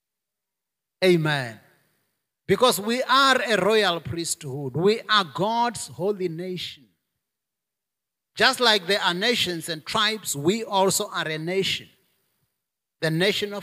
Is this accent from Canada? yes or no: no; South Africa; my natural heritage in South Africa as a South African, as an African, as a Venda